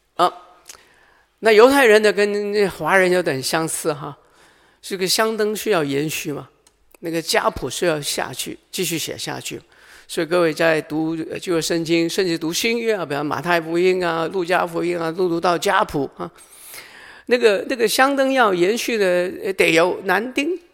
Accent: Hong Kong; moved away; 我来自香港啊

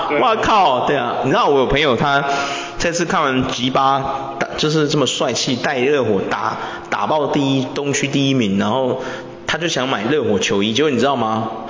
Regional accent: Taiwan; 很多球队的那个球星啊，就是你想支持他，可是我们台湾人不进，有没有？

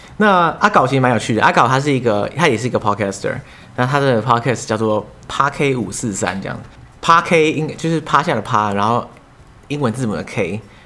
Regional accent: Taiwan; “哎、欸，你们哪里来的啊？”他说：“哦，台湾啊。”

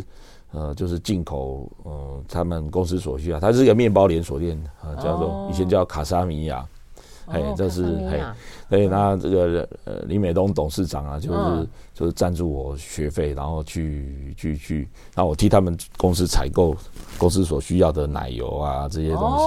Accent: Taiwan; moved away; also born or lived in Switzerland / France; 台湾才是我们永远的家。

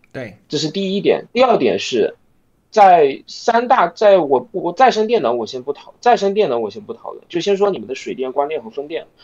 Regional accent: China; 我一个大陆人

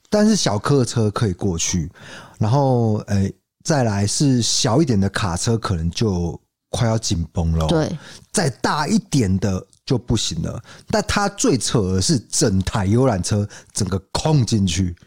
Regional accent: Kaohsiung, Taiwan; 我们高雄人

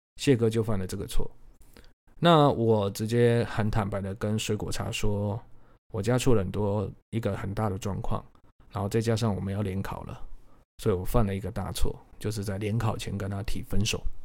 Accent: Changhua County, Taiwan; 我是彰化人啊，我念彰化高中

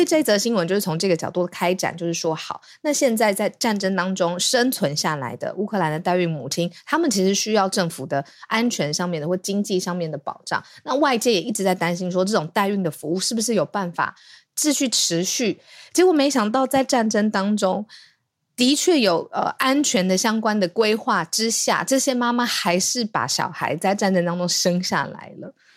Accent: Taiwan; 当大家听到我们是台湾人的时候

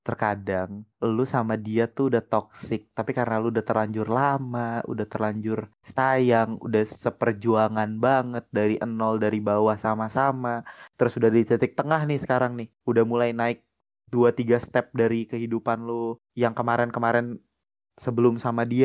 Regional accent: Pontianak, West Kalimantan, Indonesia; Tiap gue sebut Eh tiap orang Di kampung gue Di Pontianak bahkan Mau masuk pariwisata UPW usaha perjalanan wisata atau perhotelan nggak ada yang tahu NHI

